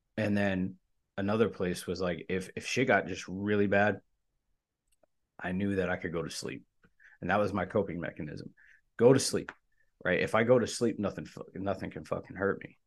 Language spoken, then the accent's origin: English; Sharpsburg, Maryland, United States; I grew up in, in Maryland, in Sharpsburg, Maryland, in the backwoods